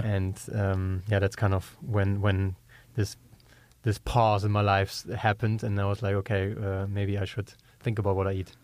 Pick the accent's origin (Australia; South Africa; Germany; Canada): Germany; accent: German; English is a second language; moved away as an adult; also born or lived in Georgia, United States; We're originally from Europe, as you can tell from my German accent. I'm German.